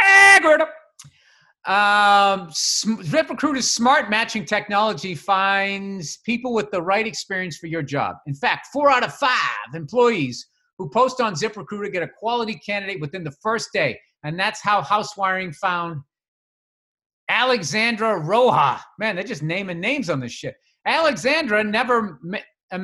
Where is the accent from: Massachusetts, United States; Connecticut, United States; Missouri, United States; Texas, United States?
Massachusetts, United States; I'm from Massachusetts.